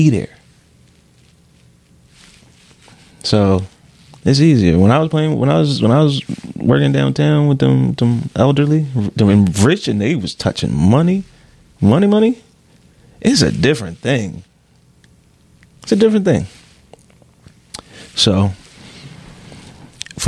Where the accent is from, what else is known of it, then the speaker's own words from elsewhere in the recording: Philadelphia, Pennsylvania, United States; I'm from Philly